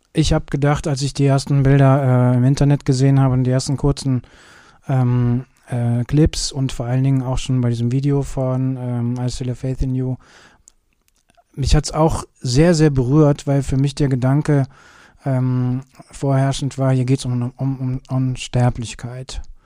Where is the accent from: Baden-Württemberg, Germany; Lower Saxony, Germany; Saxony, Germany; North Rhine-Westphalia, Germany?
North Rhine-Westphalia, Germany; Kürten; now in Cologne, Germany; wo ich herkomme. Ich komme ja aus Kürten.